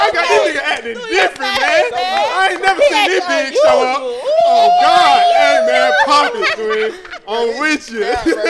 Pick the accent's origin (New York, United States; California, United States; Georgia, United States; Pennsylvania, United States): Georgia, United States; Atlanta; I'm from Atlanta, too.